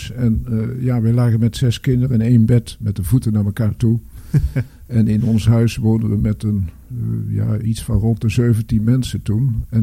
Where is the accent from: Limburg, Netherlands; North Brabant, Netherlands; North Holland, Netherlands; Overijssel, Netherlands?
North Brabant, Netherlands; moved away; dat is West-Brabant waar ik vandaan kom en wij wonen aan de rand van het overstromingsgebied